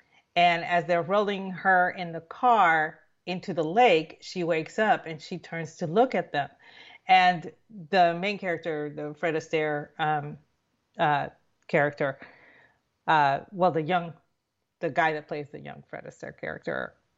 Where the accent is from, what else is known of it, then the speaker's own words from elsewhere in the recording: Puerto Rico; growing up in Puerto Rico, the movies that they showed on, you know, the UHF, you know, which was what we would get in the boonies